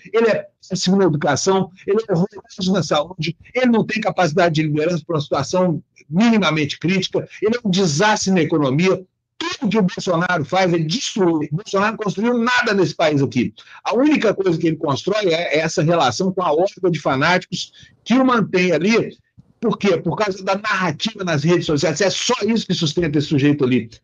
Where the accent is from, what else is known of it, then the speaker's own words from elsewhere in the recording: Uberlândia, Minas Gerais, Brazil; na cidade onde eu nasci, onde tá minha família